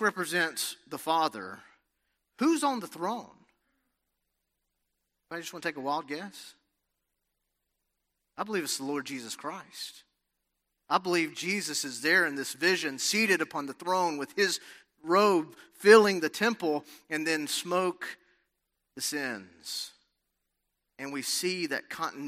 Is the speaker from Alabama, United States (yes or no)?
yes; Alabama, United States; moved away as an adult; also born or lived in Los Angeles, California; growing up in Alabama